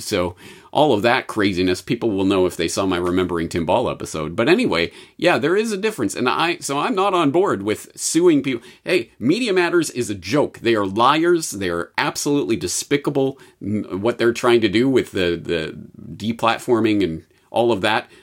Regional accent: Canada; Being Canadian

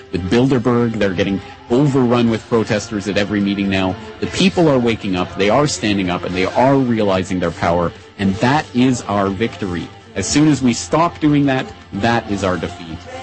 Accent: Calgary, Alberta, Canada; Calgary, my hometown in Canada

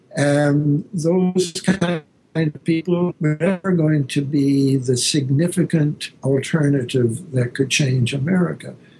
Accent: Canada; now in Berkeley, United States; I'm a Canadian

